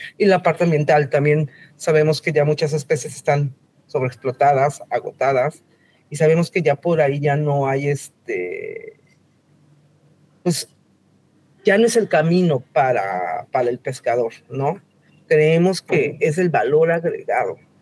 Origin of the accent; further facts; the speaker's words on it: Mexico City, Mexico; Yo soy de la Ciudad de México